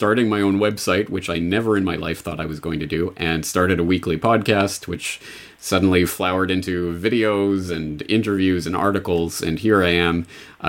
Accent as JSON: {"language": "English", "country": "Canada", "moved": "as an adult", "lives_now": "Japan", "said": "I'm a Canadian who's been living in Japan for 14 years now"}